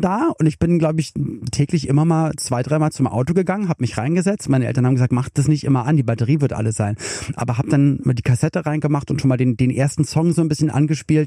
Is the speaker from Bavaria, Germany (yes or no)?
no; Berlin, Germany; ich komme aus Westberlin